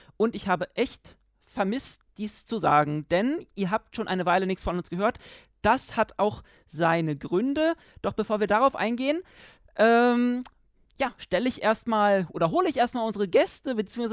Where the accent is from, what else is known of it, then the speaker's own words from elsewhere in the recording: Germany; also born or lived in Berlin; als Deutscher